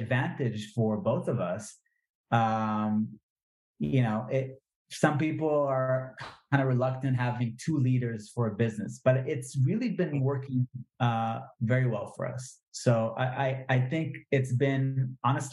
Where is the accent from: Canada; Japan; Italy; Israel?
Israel; English is a second language; it taught me a lot of English, right? Because I was, born and raised in Israel.